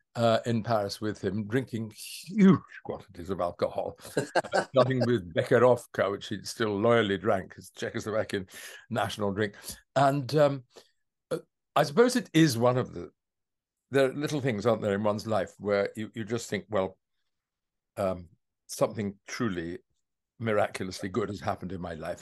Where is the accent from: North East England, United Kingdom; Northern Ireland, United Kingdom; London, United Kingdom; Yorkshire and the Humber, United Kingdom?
London, United Kingdom; I was born in Streatham